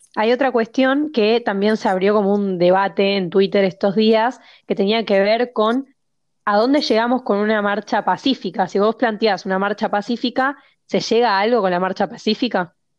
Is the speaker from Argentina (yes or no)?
yes; Argentina